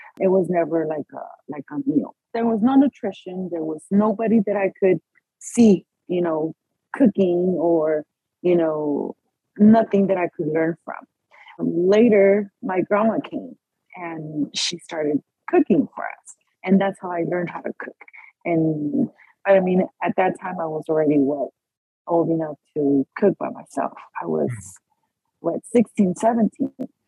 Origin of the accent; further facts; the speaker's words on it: Monrovia, California, United States; also born or lived in Mexico City, Mexico; we stayed here, and I grew up in the lovely city of Monrovia